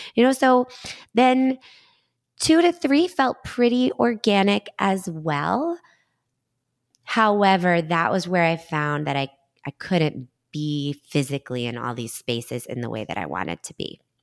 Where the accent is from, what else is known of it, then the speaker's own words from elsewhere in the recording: Danvers, Massachusetts, United States; also born or lived in Beverly, Massachusetts / Stoneham, Massachusetts; Danvers is my hometown, so I was, like, back to the North Shore